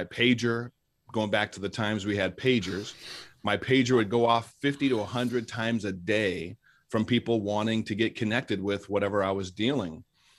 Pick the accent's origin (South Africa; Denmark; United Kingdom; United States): United States; California; especially being half black and half white and growing up in Northern California, which is predominantly a Caucasian area.